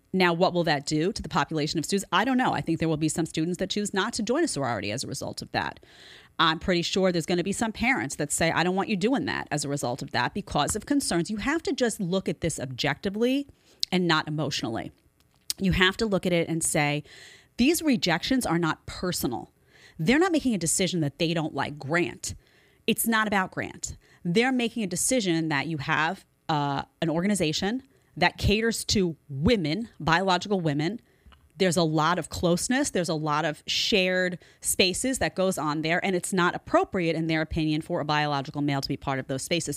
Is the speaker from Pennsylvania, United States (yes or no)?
no; New York City, New York, United States; I grew up in Staten Island in the nineties